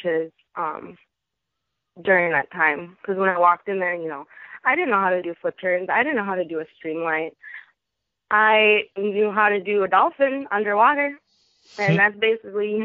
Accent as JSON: {"language": "English", "town": "Fridley", "region": "Minnesota", "country": "United States", "tie": "born or raised there", "said": "my hometown school, Fridley High School"}